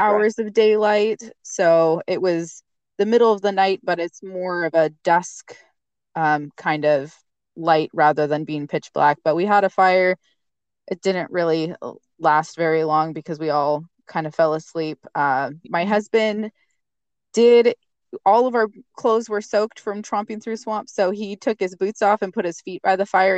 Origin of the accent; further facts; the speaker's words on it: Eastern Washington, United States; moved away as an adult; now in Alaska, United States; my husband and I are uh, actually from Washington State. We we're both born and raised. Uh, I'm from Eastern Washington, the desert side